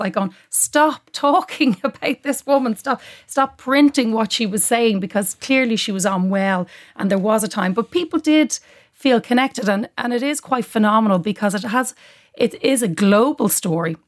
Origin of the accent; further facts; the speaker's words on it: Dublin, Leinster, Ireland; I'm a proud dub